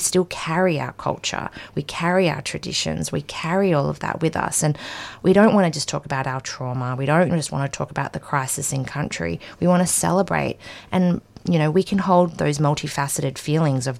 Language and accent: English; Perth, Western Australia, Australia; also born or lived in Afghanistan; my family came to Australia as refugees. We first settled in WA and I grew up in Perth as well